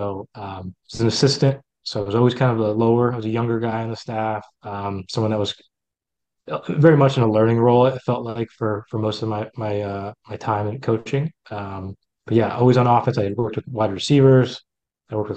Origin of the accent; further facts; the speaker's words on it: New Jersey, United States; moved away as an adult; now in Baltimore, United States; Loved growing up in New Jersey. I would say I grew up in the shadows of the Little League baseball capital of the U.S., right next to Toms River, New Jersey